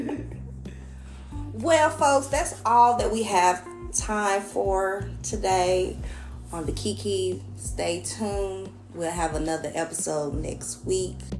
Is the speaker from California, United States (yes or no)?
no; Atlanta, Georgia, United States; I'm from Atlanta.